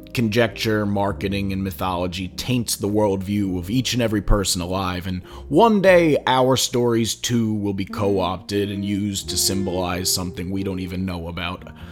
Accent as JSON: {"language": "English", "town": "Philadelphia", "region": "Pennsylvania", "country": "United States", "also_born_or_lived": "Bucks County, Pennsylvania", "said": "I'm from Philadelphia"}